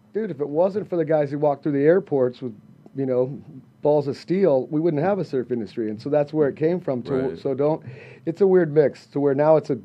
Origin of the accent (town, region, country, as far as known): Southern California, United States; born or raised there